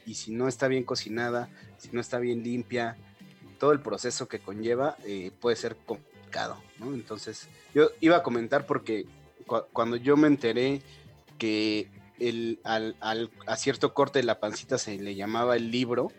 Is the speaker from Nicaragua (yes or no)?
no; Mexico; uno como mexicano